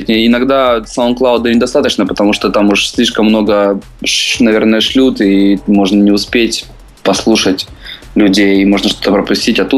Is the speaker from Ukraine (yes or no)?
yes; Dnipro, Dnipropetrovsk Oblast, Ukraine; born there; now in Kyiv, Ukraine; Родился я в Днепропетровске, в Украине. А, сейчас я проживаю в Киеве.